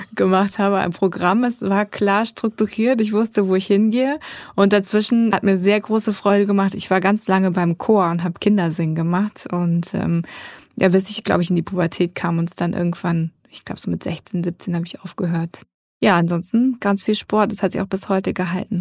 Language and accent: German; Darmstadt, Hesse, Germany; sie sind aus dem geliebten Schwarzwald weggezogen nach Südhessen und dort bin ich geboren, in Darmstadt und habe mich auch selber eigentlich immer als Hessin vorgestellt